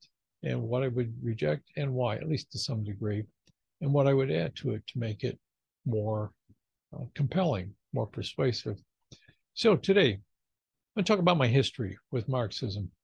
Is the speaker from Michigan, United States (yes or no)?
yes; just outside of Detroit, Michigan, United States; I grew up just outside of Detroit, Michigan, and it was the heyday of the car industry there